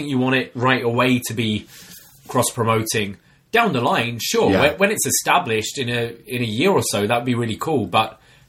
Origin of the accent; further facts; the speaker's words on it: Vancouver, British Columbia, Canada; I'm from Vancouver, and when I saw the seating in the venue, I thought it was too big.